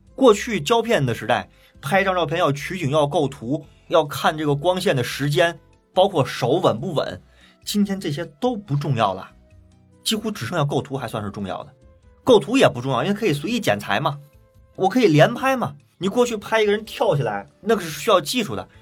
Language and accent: Chinese; China; 我们中国人有古话